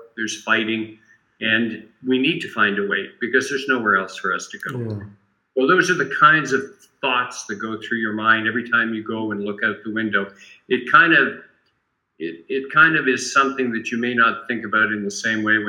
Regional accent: Canada; I'm very happy as a Canadian

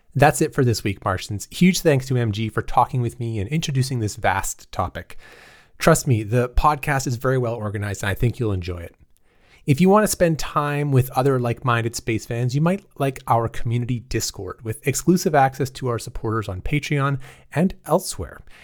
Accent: Canada; moved away; I'm, I'm Canadian

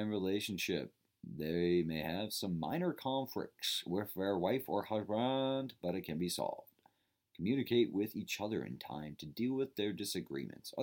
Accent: Medway, Massachusetts, United States; my hometown Medway, Massachusetts

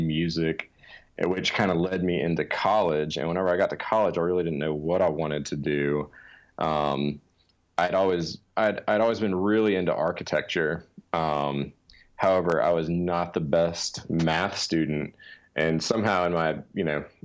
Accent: Louisiana, United States; I'm from Louisiana, born and raised

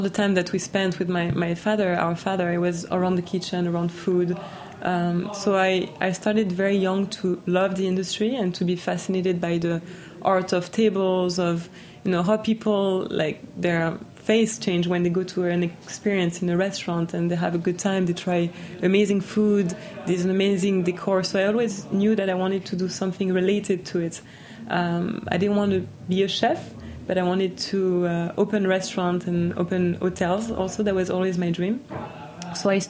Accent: New York, United States; born there; also born or lived in France; I was born pretty much in a hotel also, so I was born in New York.

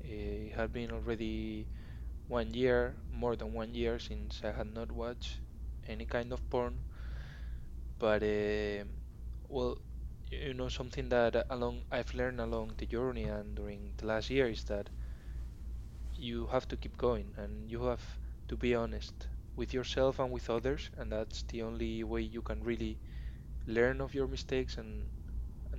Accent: Madrid, Community of Madrid, Spain; English is a second language; I am from Madrid in Spain

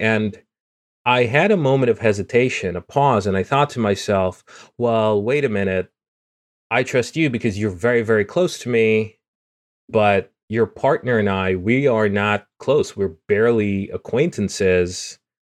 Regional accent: Guyana; moved away; the rainforest and me growing up in it. So In Guyana, growing up

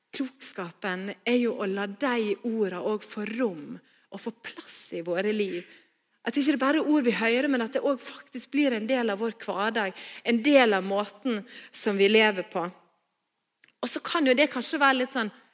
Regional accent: Stad, Vestland, Norway; also born or lived in Bergen; now in Voss, Norway; Før jeg flytta til Bergen, så vokste jeg opp på Stad

